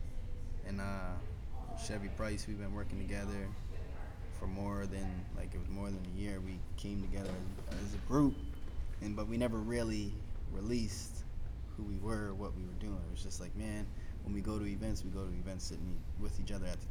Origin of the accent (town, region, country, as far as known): Nova Scotia, Canada